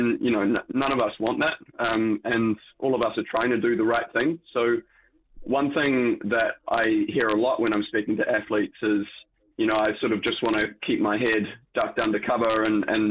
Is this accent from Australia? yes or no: no; New Zealand; being a Kiwi